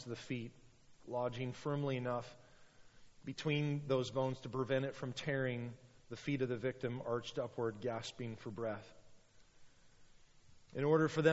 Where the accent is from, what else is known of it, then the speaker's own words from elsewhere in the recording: United States; we're Americans